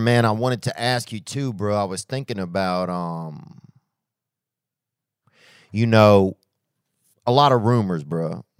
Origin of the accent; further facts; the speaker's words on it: Louisiana, United States; And I grew up in Louisiana